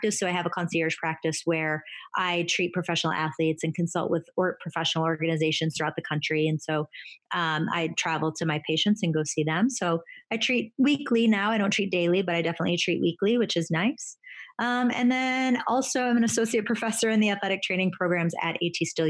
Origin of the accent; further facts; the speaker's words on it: Buffalo, New York, United States; moved away as an adult; also born or lived in North Carolina; I'm from Buffalo, New York